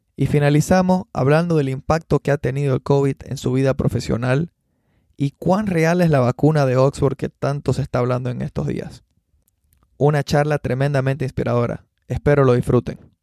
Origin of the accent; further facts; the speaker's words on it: Cochabamba, Bolivia; also born or lived in Argentina; now in United States; fue el primer campeonato que participé en mi vida en el club municipal en Cochabamba